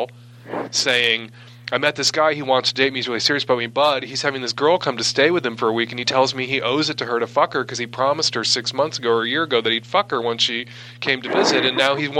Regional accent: Midwest, United States; now in West Coast, United States; I live on the West Coast. I grew up in the Midwest

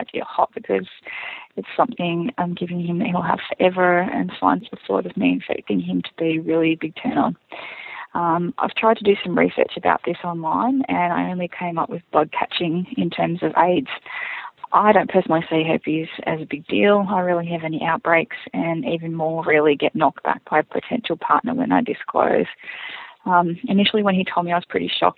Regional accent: Australia; I'm from Australia

